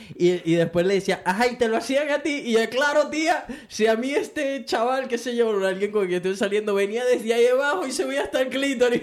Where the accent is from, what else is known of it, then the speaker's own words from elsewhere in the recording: Venezuela; now in Brisbane, Australia; mí como venezolano